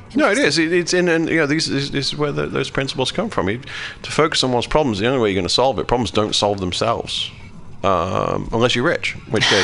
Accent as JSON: {"language": "English", "country": "United Kingdom", "moved": "as an adult", "lives_now": "United States", "said": "I'm from a British country. I'm from Great Britain"}